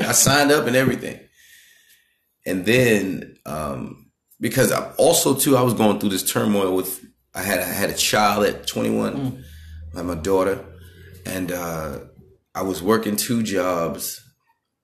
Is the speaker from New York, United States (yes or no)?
yes; New York City, New York, United States; also born or lived in Bronx / Long Island; I'm from Brooklyn, Queens. I say Brooklyn, Queens, New York